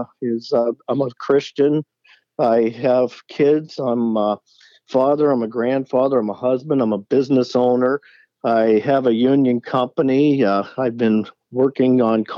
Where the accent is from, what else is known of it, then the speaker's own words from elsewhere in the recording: Youngstown, Ohio, United States; I'm from Youngstown, Mahoning County